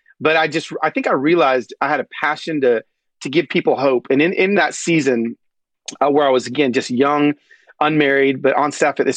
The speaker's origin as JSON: {"language": "English", "town": "Atlanta", "region": "Georgia", "country": "United States", "tie": "born or raised there", "also_born_or_lived": "East Los Angeles, California", "said": "my childhood of growing up in the Deep South"}